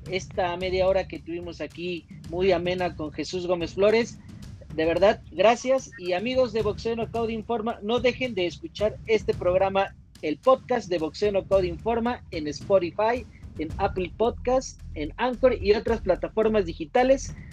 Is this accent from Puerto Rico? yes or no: yes; Puerto Rico; Yo soy boricua